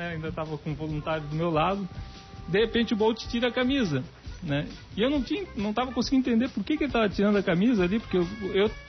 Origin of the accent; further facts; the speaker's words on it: Blumenau, Santa Catarina, Brazil; eu vim, eu vim de Blumenau quando eu cheguei aqui